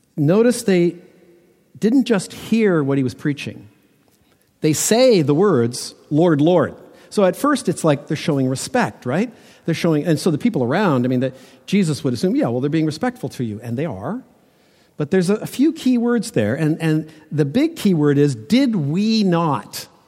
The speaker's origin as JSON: {"language": "English", "town": "Toronto", "region": "Ontario", "country": "Canada", "tie": "born or raised there", "said": "growing up in Toronto that when we built houses that they all had basements"}